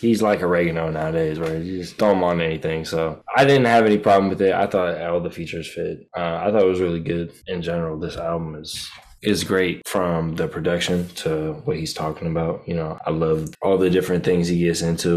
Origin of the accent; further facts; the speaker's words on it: Antioch, California, United States; I'm from the Yacht